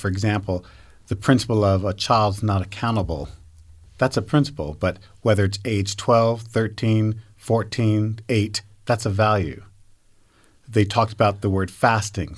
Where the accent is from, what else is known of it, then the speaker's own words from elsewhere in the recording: United States; now in Utah, United States; I grew up back in New York, New Jersey